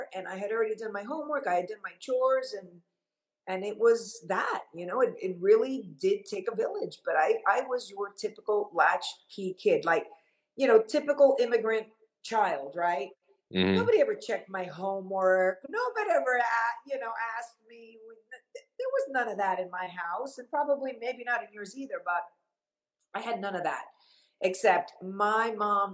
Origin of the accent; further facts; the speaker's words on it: Miami, Florida, United States; also born or lived in Havana, Cuba / Long Island, New York; my mom decided that she was going to move to Miami because she wanted to start a new life